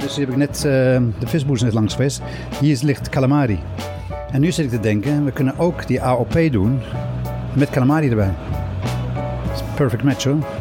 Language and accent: Dutch; Cape Town, Western Cape, South Africa; now in Netherlands; Opgegroeid in Zuid-Afrika. Uh, woon al 40 jaar in Nederland